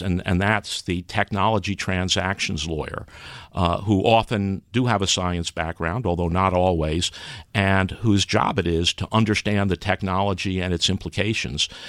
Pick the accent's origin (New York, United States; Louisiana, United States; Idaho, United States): New York, United States; New York City; moved away; I grew up in New York City.